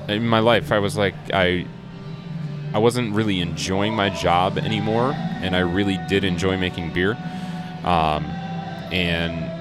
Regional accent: Palos Park, Illinois, United States; also born or lived in Columbus, Ohio; I grew up in Palos Park. My parents still live in the same house I grew up

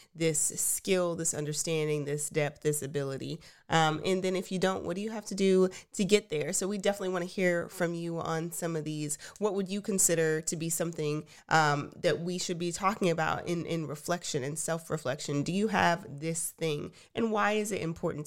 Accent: Texas, United States; We are Texans, tried and true

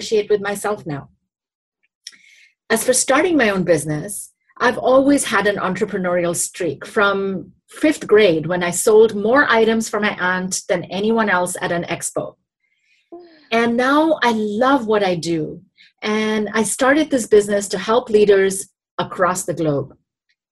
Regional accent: India; moved away as an adult; now in United States; sponsored me to come to the US and continue my education from growing up in India

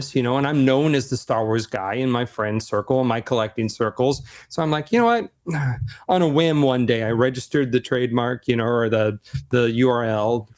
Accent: Seattle, Washington, United States; I'm from Seattle, Amazon

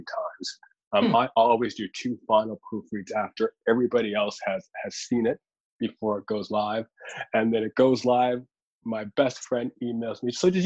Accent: Halifax, Nova Scotia, Canada; me really trying to find my place as a Black person growing up in Halifax on Canada's East Coast

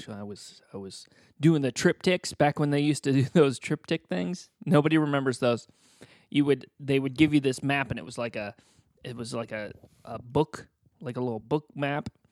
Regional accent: Boonville, Indiana, United States; moved away as an adult; also born or lived in Terre Haute, Indiana / Wilmington, North Carolina; Booneville, Indiana. That's, that was my hometown. That's where I grew up

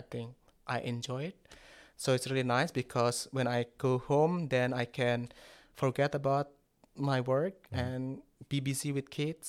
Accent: Java, Indonesia; first language Javanese; English is a second language; That's my national language. My native language is Javanese language.

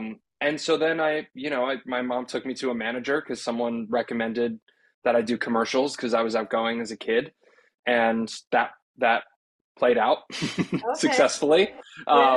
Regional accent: New Jersey, United States; we grew up in New Jersey

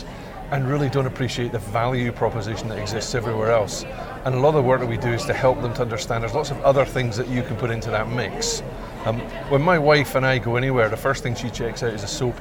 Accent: Scotland, United Kingdom; we're Scottish

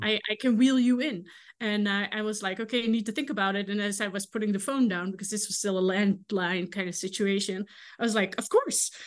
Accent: Netherlands; English is a second language; moved away as an adult; now in Kansas, United States; I am from the Netherlands

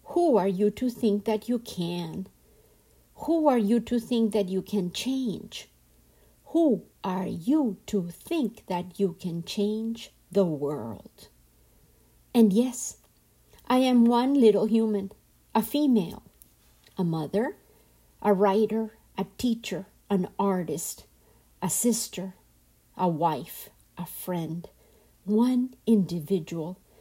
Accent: Colombia; I am from Colombia, and in my culture, men were often absent

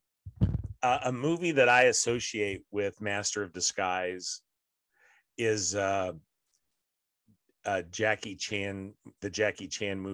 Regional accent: Denver, Colorado, United States; also born or lived in Midwest; though I was born in the Midwest, I feel like I'm a product of Denver and Colorado and the West.

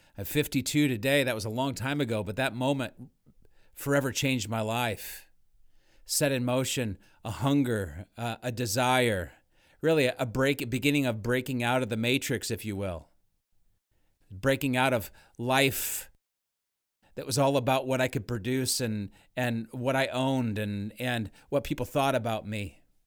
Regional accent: Northern California, United States; I grew up in Northern California

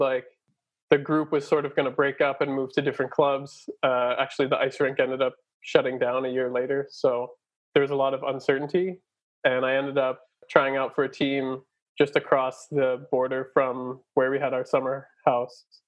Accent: California, United States; moved away as an adult; now in Germany; I was born in California. My parents moved out there uh, just a few months before I was born from Philadelphia. Uh, my dad got a job as a professor at Berkeley, so they moved out. So I was born there, grew up there

